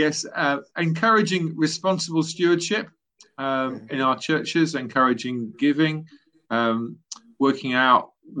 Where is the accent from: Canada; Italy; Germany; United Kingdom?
United Kingdom; Loughborough, East Midlands; also born or lived in Nottingham; So I was born in the East Midlands in Nottingham, grew up in a nearby town, Loughborough.